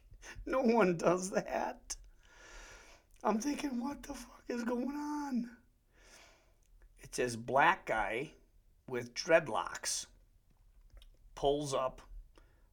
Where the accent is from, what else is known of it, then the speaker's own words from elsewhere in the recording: Wisconsin, United States; accent: Wisconsin; we have weird accents anyways in Wisconsin